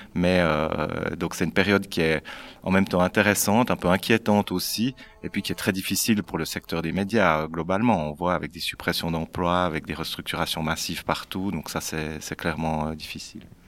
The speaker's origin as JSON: {"language": "French", "region": "Neuchâtel", "country": "Switzerland", "tie": "born or raised there", "said": "je suis aussi né à Neuchâtel"}